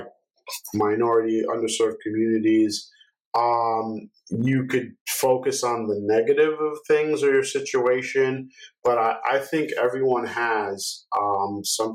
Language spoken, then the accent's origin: English; New York, United States; I'm from New York